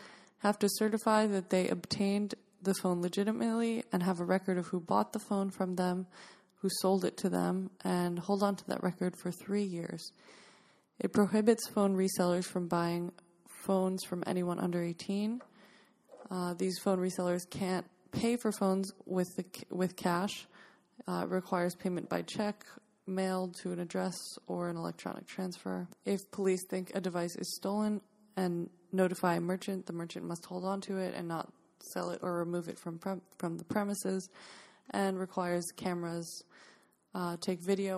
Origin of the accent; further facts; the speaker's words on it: New York, United States; New York State, my home state